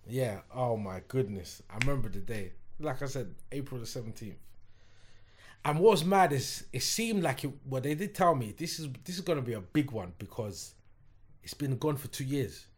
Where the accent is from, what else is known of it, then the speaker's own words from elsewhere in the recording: London, United Kingdom; not only am I from London, I'm from West London.